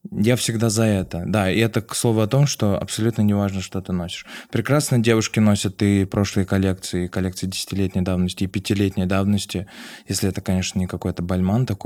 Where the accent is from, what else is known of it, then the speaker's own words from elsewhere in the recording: Vladikavkaz, North Ossetia–Alania, Russia; moved away; когда я приехал из Владикавказа. У меня вообще не было денег.